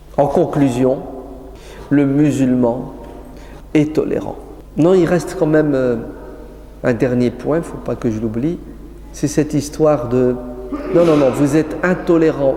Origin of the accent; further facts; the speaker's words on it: France; chez nous en France